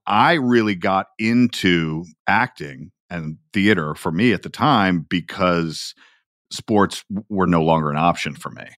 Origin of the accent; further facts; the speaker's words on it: Atlanta, Georgia, United States; That is where I am from